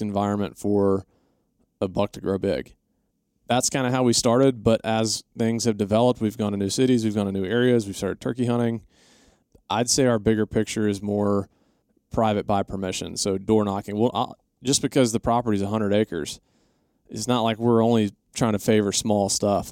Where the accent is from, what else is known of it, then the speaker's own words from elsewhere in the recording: Atlanta, Georgia, United States; we grew up in Atlanta